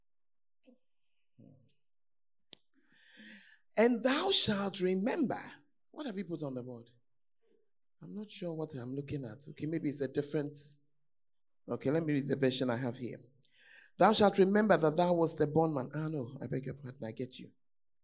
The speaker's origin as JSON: {"language": "English", "country": "Ghana", "said": "if you are a Ghanaian, most of us are from poor homes"}